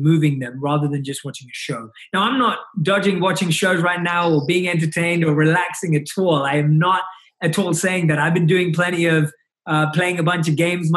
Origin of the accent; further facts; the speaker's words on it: London, United Kingdom; growing up in London, where I was born and raised